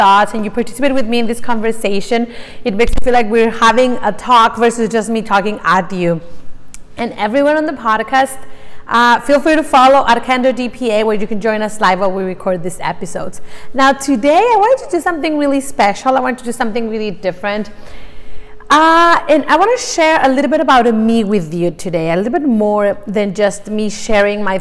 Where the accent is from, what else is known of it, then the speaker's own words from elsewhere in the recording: Mexico; English is a second language; moved away as an adult; I'm Mexican. I was born in Mexico, born and raised. I lived there all my life up until about 5 years ago